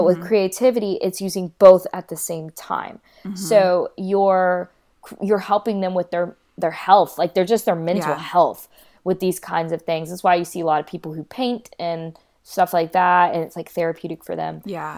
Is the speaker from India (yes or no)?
yes; Kolkata, West Bengal, India; born there; I was born in Calcutta, India, so I also wonder how I'll be received there